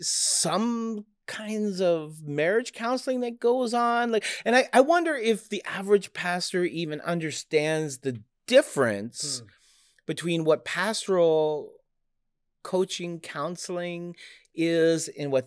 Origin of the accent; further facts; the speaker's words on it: Canada; moved away as an adult; now in United States; I'm Canadian